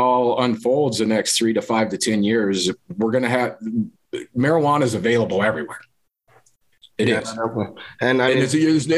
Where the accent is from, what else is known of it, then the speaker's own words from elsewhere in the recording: Loveland, Colorado, United States; I grew up here in Colorado, Northern Colorado. Loveland, Colorado is where I graduated high school.